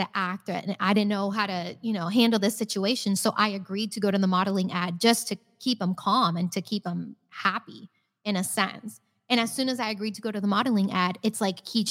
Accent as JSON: {"language": "English", "town": "Naples", "region": "Florida", "country": "United States", "tie": "born or raised there", "said": "I had the perfect childhood growing up in Naples."}